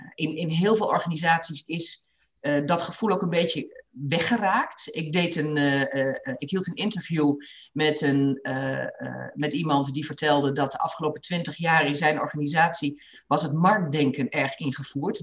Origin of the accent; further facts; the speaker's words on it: Achterhoek, Gelderland, Netherlands; moved away as an adult; also born or lived in Rotterdam; ik ben in de Achterhoek opgegroeid